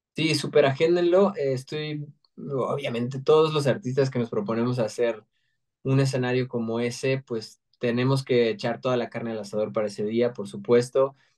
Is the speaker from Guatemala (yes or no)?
no; Mexico; todos nos sentimos orgullosos de ser mexa